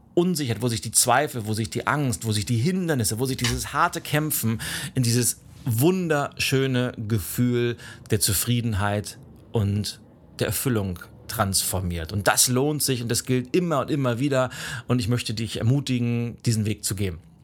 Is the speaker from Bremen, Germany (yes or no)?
no; Lübeck, Schleswig-Holstein, Germany; moved away as an adult; bin dann von meiner Heimatstadt Lübeck nach rechts Richtung Osten